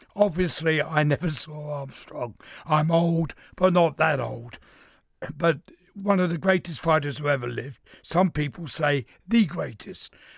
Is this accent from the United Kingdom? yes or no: yes; London, United Kingdom; I'm from East London.